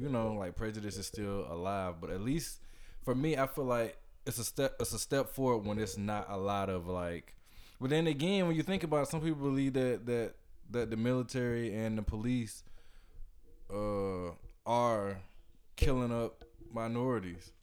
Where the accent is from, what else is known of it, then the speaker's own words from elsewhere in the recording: Georgia, United States; we're all from Georgia